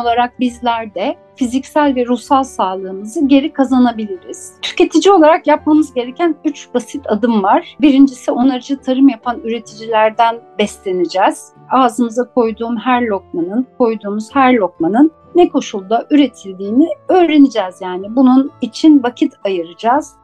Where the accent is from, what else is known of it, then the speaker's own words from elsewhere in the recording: Istanbul, Turkey; Ben 1972 yılında İstanbul'da Levent'te doğdum.